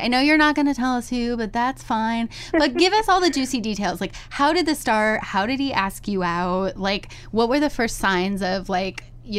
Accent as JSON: {"language": "English", "town": "Findlay", "region": "Ohio", "country": "United States", "said": "I'm from Findlay, Ohio, which is, like, an hour from Toledo."}